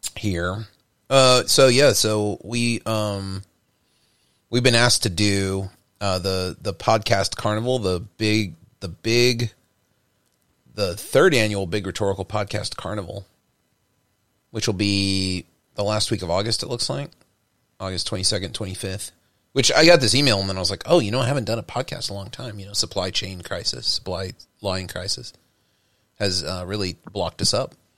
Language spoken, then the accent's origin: English; Texas, United States; now in New York, United States; growing up in Texas